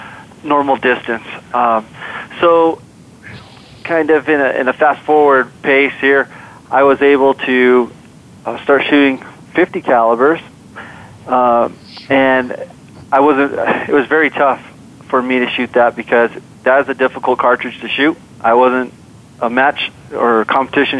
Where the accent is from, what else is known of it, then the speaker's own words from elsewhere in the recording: Albuquerque, New Mexico, United States; I grew up here in Albuquerque, New Mexico